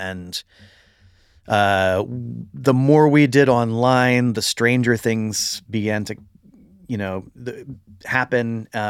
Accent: St. Augustine, Florida, United States; I grew up in St. Augustine, Florida, which, you know, a lot of people have heard of because they have the haunted lighthouse.

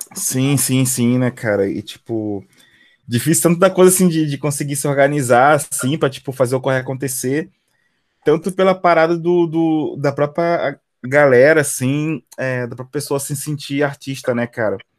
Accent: Brazil; also born or lived in Belfort; cresci ali em São Francisco, ali que é do lado do, do, do teu bairro também

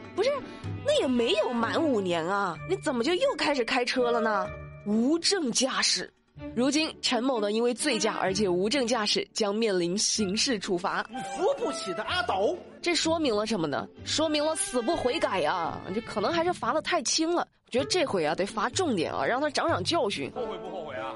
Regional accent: Hunan, China; 作为一个湖南妹子

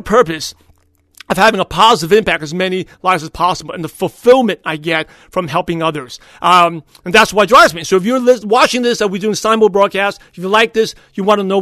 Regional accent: New York City, New York, United States; now in California, United States; I was born and raised in Brooklyn, New York

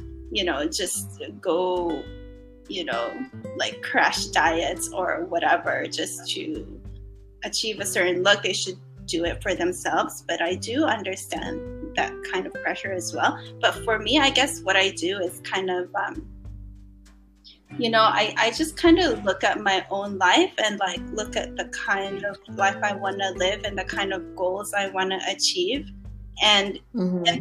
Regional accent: Philippines; growing up in the Philippines

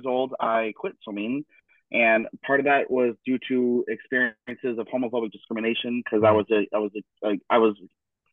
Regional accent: Denver, Colorado, United States; now in Cologne, Germany; my hometown, Denver, Colorado

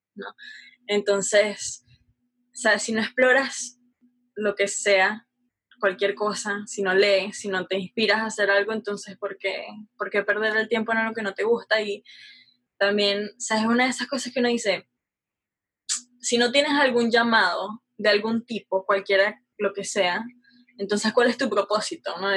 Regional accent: Caracas, Capital District, Venezuela; yo nací en Venezuela, Caracas, Venezuela, no tenía muchos lujos

